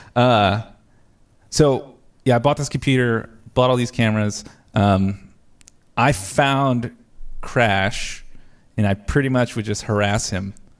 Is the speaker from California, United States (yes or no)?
no; New Jersey, United States; moved away as an adult; also born or lived in Ohio; now in Texas, United States; I'm originally from New Jersey.